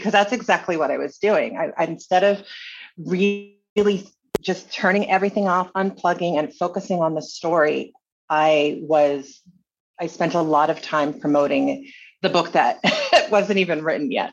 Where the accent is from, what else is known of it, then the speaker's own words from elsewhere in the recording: Honolulu, Hawaii, United States; moved away; also born or lived in Burlingame, California; I grew up in Waikiki and I was an adult entertainer.